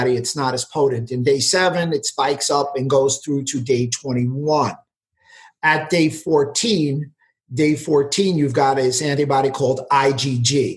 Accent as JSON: {"language": "English", "town": "New York City", "region": "New York", "country": "United States", "tie": "born or raised there", "also_born_or_lived": "Westchester County", "said": "I grew up in New York City."}